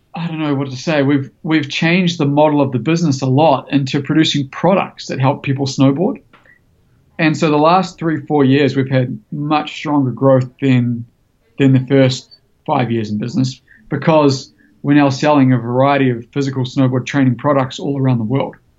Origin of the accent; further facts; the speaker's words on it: New Zealand; I grew up snowboarding in New Zealand